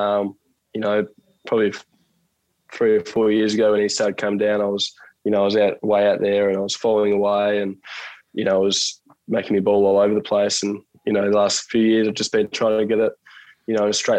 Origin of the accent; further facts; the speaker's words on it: Bellerive, Tasmania, Australia; I grew up in Belrive, so I'm probably a 3-minute walk from the Oval, was where my family lives